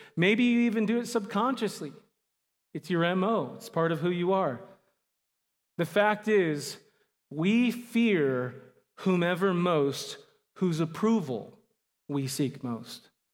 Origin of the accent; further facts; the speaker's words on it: Phoenix, Arizona, United States; also born or lived in Southern California / Mesa, Arizona; I'm primarily from Phoenix, Arizona area. I was born in Southern California, uh, but most of my life I've lived in Phoenix